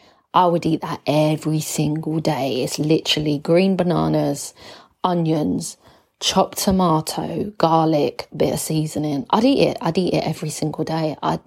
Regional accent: England, United Kingdom; I am from England, like I've got an English passport. I've lived in England.

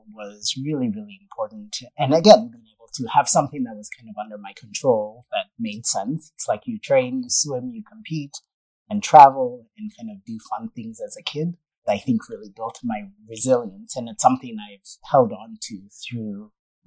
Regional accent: Kenya; I grew up in Kenya, started swimming at a really young age

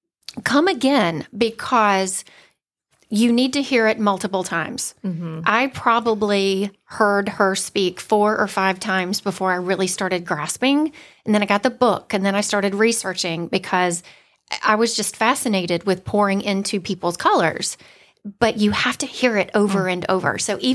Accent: Valdosta, Georgia, United States; accent: South Georgia; now in Forsyth County, United States; So I grew up in Valdosta, South Georgia girl. I've worked really hard to lose my accent, but sometimes it does come out. I have lived in Forsyth County now for 24 years.

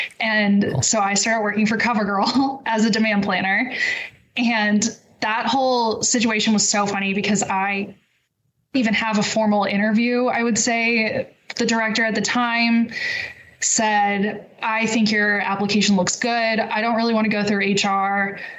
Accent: Dallas, Texas, United States; moved away as an adult; also born or lived in Austin, Texas / Houston, Texas; now in Brooklyn, New York, United States; I was born in Austin, raised in Dallas. That's where I grew up. And then I went back to Austin for school.

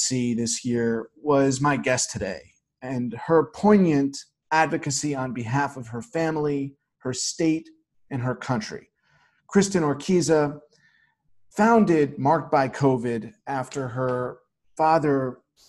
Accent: New York, United States; myself being a New Yorker

